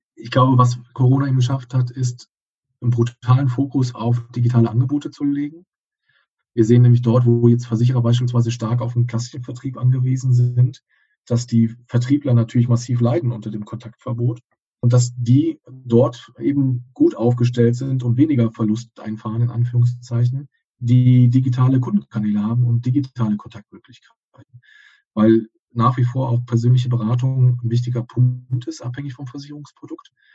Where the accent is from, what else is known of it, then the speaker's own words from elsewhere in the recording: Cologne, North Rhine-Westphalia, Germany; moved away as an adult; also born or lived in Berlin; wieder rein ins Rheinland an dem Standort, wo ich groß geworden bin, in Köln. Ich bin gebürtiger Kölner